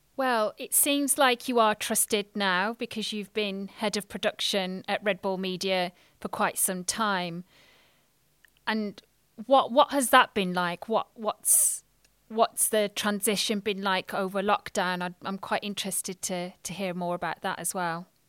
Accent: England, United Kingdom; I'm British Indian

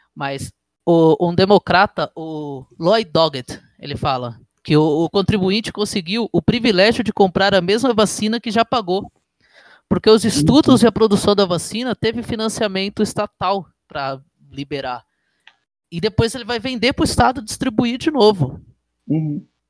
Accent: Brazil; principalmente como brasileiro

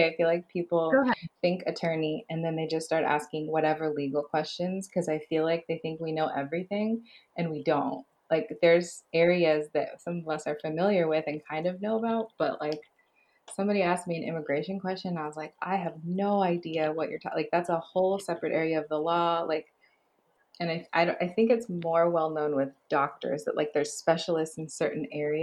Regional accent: Los Angeles, California, United States; also born or lived in East Coast; I came back home. I'm originally from Los Angeles.

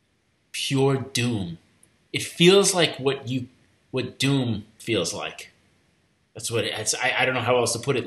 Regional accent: Long Island, New York, United States; I grew up in Long Island

